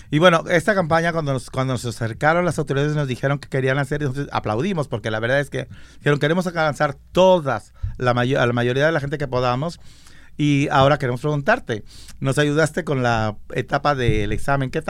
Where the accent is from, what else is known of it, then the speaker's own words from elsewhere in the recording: San Marcos, Guatemala; Yo soy de Guatemala.